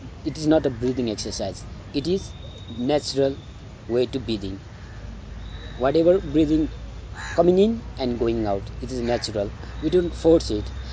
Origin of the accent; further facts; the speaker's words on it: Sindhupalchok, Bagmati, Nepal; also born or lived in West Bengal, India; I'm from Nepal. My hometown is Sindhupalchok, but I born in India, West Bengal.